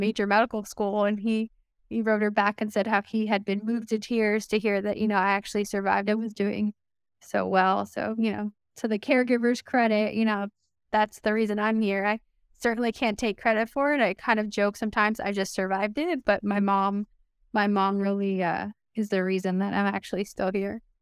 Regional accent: Miami, Florida, United States; moved away; also born or lived in Pittsburgh; I was born in Miami

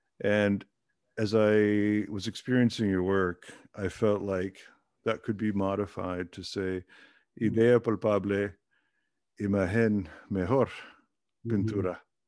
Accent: Germany; born there; because I was born in Germany, and so they are my team.

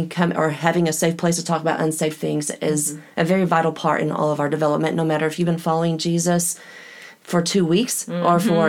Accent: Oklahoma, United States; also born or lived in Midland, Texas; we grew up in Midland, Texas. We moved mm-hmm. to Oklahoma, a small town, when I was 6 years old.

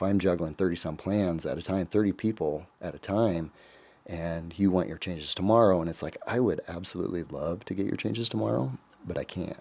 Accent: Council Bluffs, Iowa, United States; moved away as an adult; also born or lived in Glenwood, Iowa; I'm originally from Council Bluffs

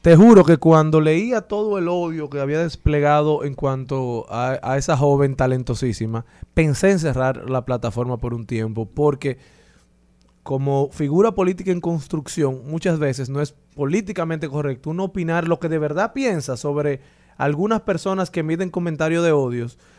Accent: Dominican Republic; como dominicanos

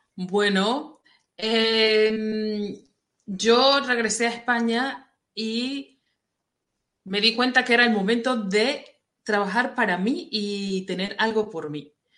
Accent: Venezuela; moved away as an adult; also born or lived in Saudi Arabia; Yo soy venezolana y vivía en Venezuela

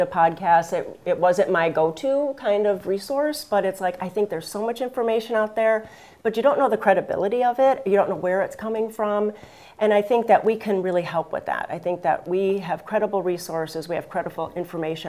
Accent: Chicago, Illinois, United States; now in Portland, United States; I'm just 25 years here in the Portland area, Oregon. And so I'm originally from Chicago.

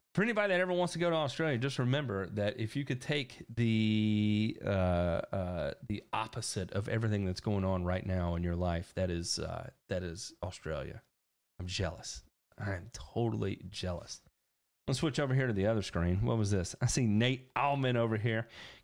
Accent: Indiana, United States; Growing up in Indiana, you end up being a Notre Dame football fan and Indiana basketball fan.

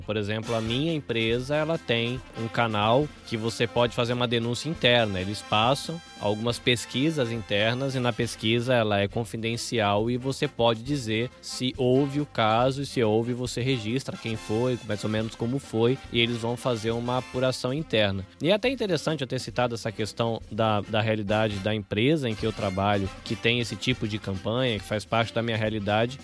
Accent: interior of São Paulo, Brazil; also born or lived in Salvador, Bahia; Nasci em Salvador, mas eu fui criado no interior de São Paulo.

